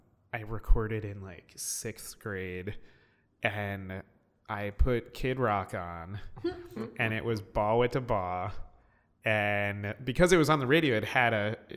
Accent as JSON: {"language": "English", "area": "Westchester", "region": "New York", "country": "United States", "tie": "born or raised there", "said": "I'm from Westchester, so like New York City adjacent"}